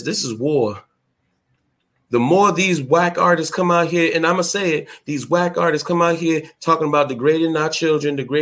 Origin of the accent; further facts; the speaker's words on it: Boston, Massachusetts, United States; also born or lived in New Bedford, Massachusetts; I'm from Boston, Massachusetts, but I used to live out there